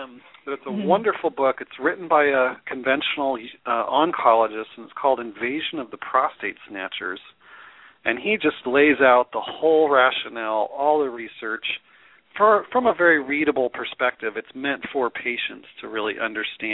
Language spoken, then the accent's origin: English; Denver, Colorado, United States; I'm also actually grew up in Denver